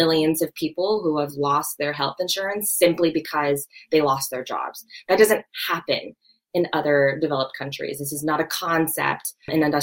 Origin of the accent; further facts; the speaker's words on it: Tennessee, United States; I'm from Tennessee